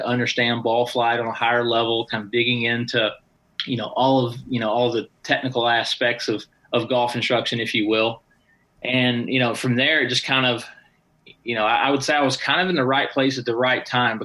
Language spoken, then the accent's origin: English; Tennessee, United States; moved away as an adult; also born or lived in Southern California / Palm Springs; now in Las Vegas, United States; I moved from Tennessee, where I grew up, out to Southern California.